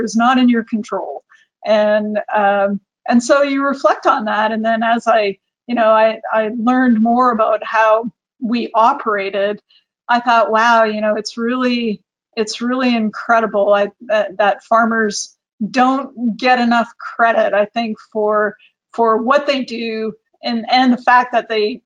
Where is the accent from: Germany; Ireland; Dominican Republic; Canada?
Canada; Viking, Alberta; I grew up in a small town in Alberta in Canada. I'm from Viking